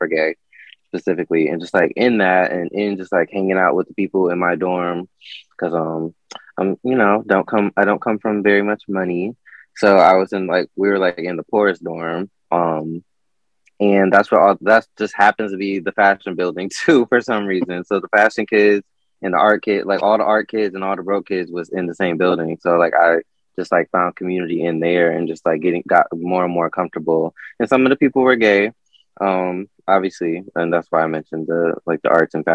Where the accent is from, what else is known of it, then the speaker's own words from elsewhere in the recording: Elyria, Ohio, United States; I grew up in Elyria, Ohio. Lorain, Ohio